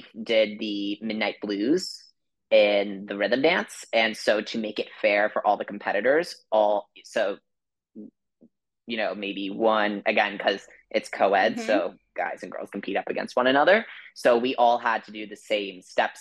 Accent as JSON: {"language": "English", "region": "Florida", "country": "United States", "tie": "born or raised there", "also_born_or_lived": "New Jersey", "said": "I'm actually originally from Jersey as well, but my family and I, we moved down to Florida around when I was about 8 or 9"}